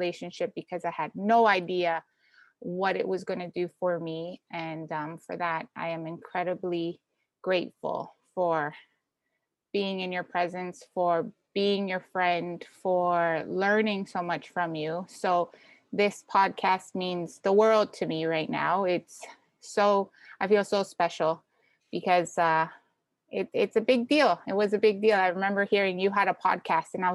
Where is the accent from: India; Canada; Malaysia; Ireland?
Canada; also born or lived in Ecuador / New Orleans; I was born in Ecuador, came to Canada when I was young, and then we had gone back when I was 13